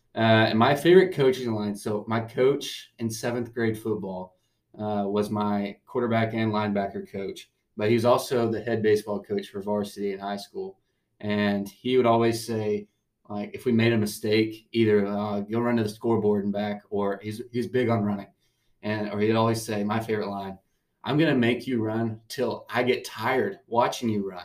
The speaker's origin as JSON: {"language": "English", "town": "Tyler", "region": "Texas", "country": "United States", "said": "I am from Tyler, Texas, good old East Texas"}